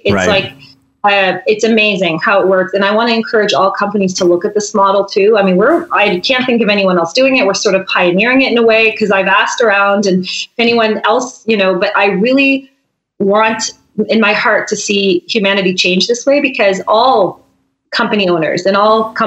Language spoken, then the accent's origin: English; St. Andrews, New Brunswick, Canada; also born or lived in Vancouver Island, British Columbia; now in Nelson, Canada; we're both from St. Andrews, New Brunswick